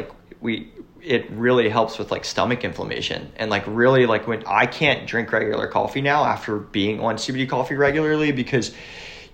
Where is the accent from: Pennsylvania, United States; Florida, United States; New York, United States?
Pennsylvania, United States; York County; also born or lived in Marietta, Pennsylvania; I grew up in York County, which is like across the river